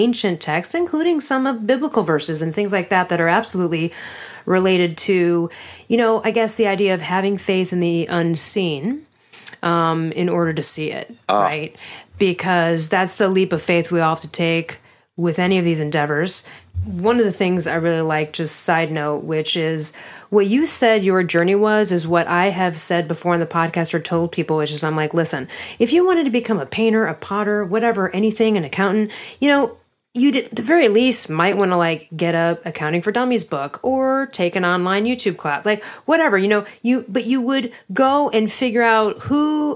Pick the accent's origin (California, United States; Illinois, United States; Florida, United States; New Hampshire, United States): Illinois, United States; Chicago; I'm from Chicago